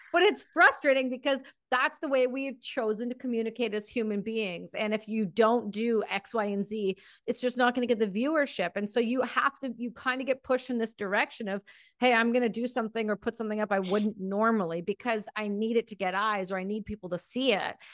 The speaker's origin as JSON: {"language": "English", "country": "Canada", "said": "I'm from Canada"}